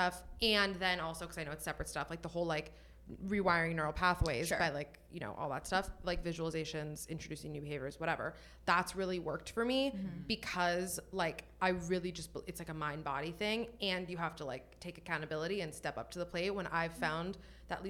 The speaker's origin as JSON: {"language": "English", "town": "Miami", "region": "Florida", "country": "United States", "moved": "yes", "lives_now": "Los Angeles, United States", "said": "I'm from Miami."}